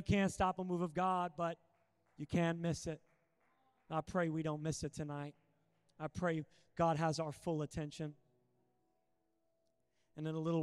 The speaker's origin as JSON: {"language": "English", "town": "Sacramento", "region": "California", "country": "United States", "said": "I'm from Sacramento, and it gets to like 120 degrees Fahrenheit there."}